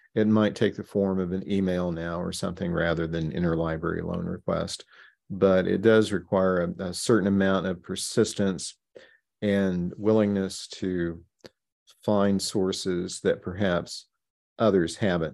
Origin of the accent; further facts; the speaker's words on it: Baxter Springs, Kansas, United States; my home growing up in Baxter Springs, Kansas